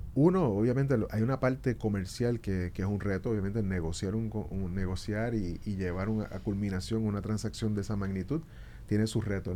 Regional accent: Puerto Rico; now in Dominican Republic; Puerto Rico, que yo soy, puertorriqueño

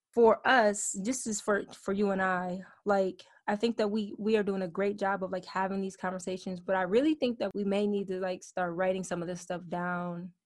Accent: Michigan, United States; I'm from Michigan.

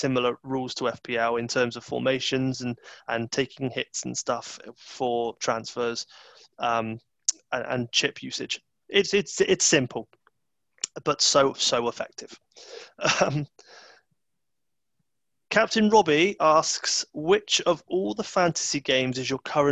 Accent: Bristol, South West England, United Kingdom; I'm from Bristol, so I know Bristol City quite well.

